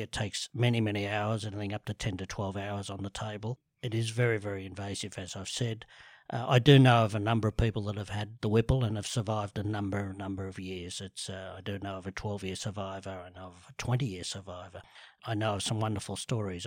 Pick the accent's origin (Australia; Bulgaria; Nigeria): Australia; Sydney, New South Wales; grew up in the eastern suburbs, um, from Rose Bay to Bellevue Hill to B-, North Bondi, back to Vaucluse, back to Bellevue Hill